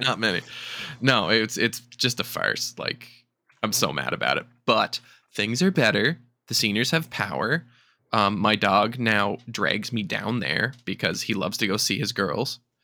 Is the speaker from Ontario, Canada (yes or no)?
no; Charlottetown, Prince Edward Island, Canada; my hometown of Charlottetown